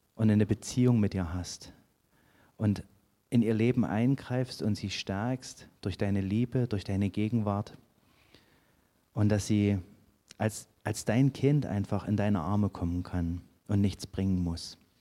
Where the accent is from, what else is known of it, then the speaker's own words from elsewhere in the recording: Saxony, Germany; moved away; dass ich nicht von hier komme, weil ich komme aus Sachsen